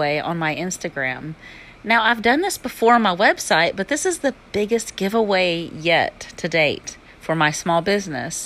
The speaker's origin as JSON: {"language": "English", "region": "Alabama", "country": "United States", "accent": "southern", "said": "my southern accent and slang"}